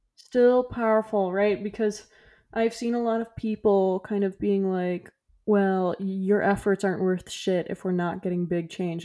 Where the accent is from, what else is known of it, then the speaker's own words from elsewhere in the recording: Florida, United States; moved away; I'm from Florida